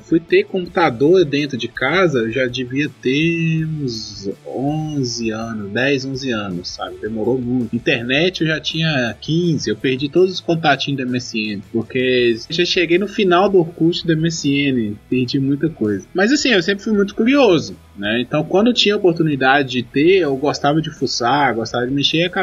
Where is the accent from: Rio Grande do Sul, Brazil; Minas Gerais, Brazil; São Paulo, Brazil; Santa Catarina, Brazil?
Minas Gerais, Brazil; Governador Valadares; Quando eu era pequeno lá em Babacena, né? Não em Babacena, mas em, em Governador governador Valadares. Eu sou de 91.